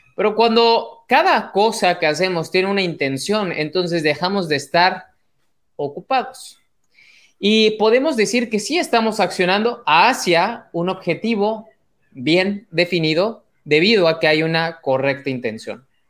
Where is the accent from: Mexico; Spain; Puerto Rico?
Mexico; mexicano, emprendedor y empresario